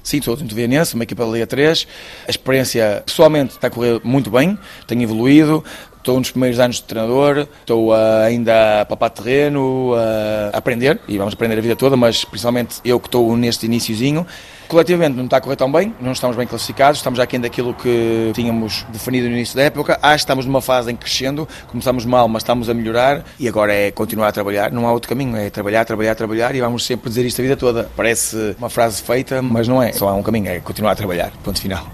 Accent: Esposende, Norte, Portugal; also born or lived in Luanda, Angola; em Esposende, que é a minha terra

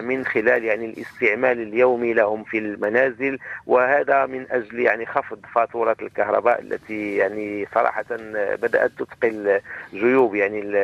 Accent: Morocco; بلدنا المغرب

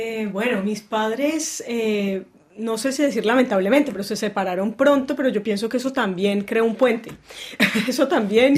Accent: Cali, Valle del Cauca, Colombia; also born or lived in Bogotá; nosotros nacimos en Bogotá, pero nos criamos en Cali, en la ciudad de Cali, en Colombia

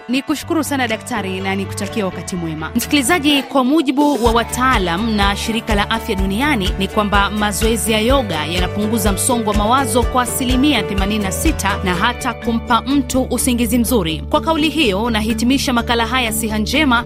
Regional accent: Mombasa, Mombasa County, Kenya; kutokea Mombasa

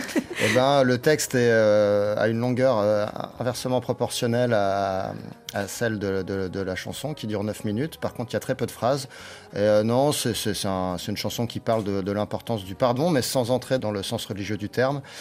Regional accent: Nancy, Grand Est, France; On vient de Nancy

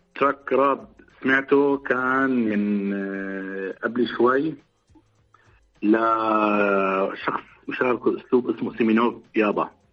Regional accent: Damascus, Damascus Governorate, Syria; انا كفلسطيني مثلا كنت عايش بمخيم اليرموك

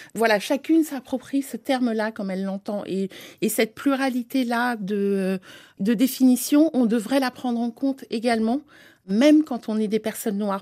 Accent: France; also born or lived in Africa; je suis née en Afrique, mais j'ai grandi et j'ai été éduquée en France

